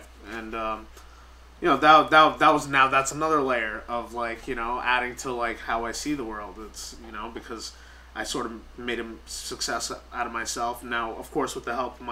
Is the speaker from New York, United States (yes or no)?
yes; New York, United States; I'm born and raised in New York